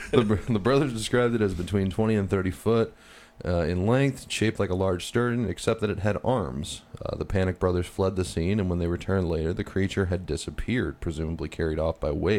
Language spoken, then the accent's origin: English; Cleveland, Ohio, United States; moved away; I'm originally from Cleveland, Ohio, and the town that sits on the Lake Erie.